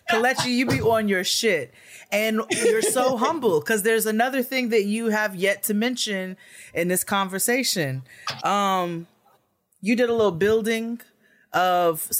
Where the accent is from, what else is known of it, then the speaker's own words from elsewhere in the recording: United States; us being black americans